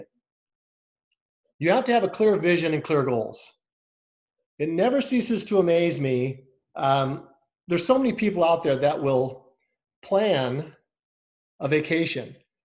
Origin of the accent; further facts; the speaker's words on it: Scottsdale, Arizona, United States; I'm from Scottsdale, Arizona